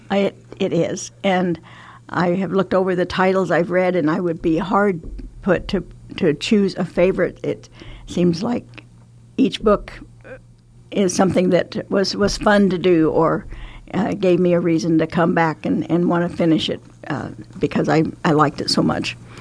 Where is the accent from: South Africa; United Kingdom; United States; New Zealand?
United States; Emporia, Kansas; moved away as an adult; also born or lived in Gering, Nebraska / Shenandoah, Iowa / Le Mars, Iowa; now in Omaha, United States; I grew up in Emporia, Kansas